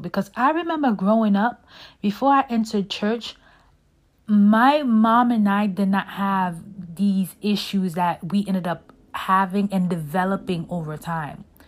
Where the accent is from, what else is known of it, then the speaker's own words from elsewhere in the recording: Brooklyn, New York, United States; growing up in Brooklyn, you know, I grew up seeing so much